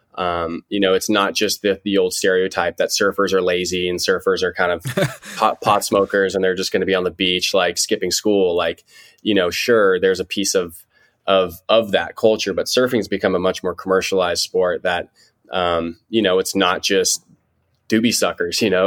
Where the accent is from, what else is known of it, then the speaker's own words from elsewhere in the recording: Santa Barbara, California, United States; now in San Diego, United States; I'm from Santa Barbara, so a couple hours north of San Diego. Um, been here my whole life